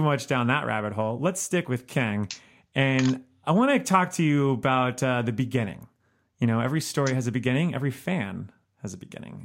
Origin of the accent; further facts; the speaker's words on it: Miami, Florida, United States; now in Chicago, United States; I'm from Miami